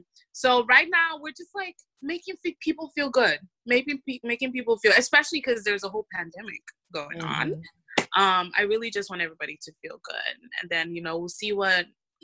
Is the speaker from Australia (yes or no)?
no; Nigeria; But as a Nigerian girl, it's like my friends and I have a running joke of just like making fun of men.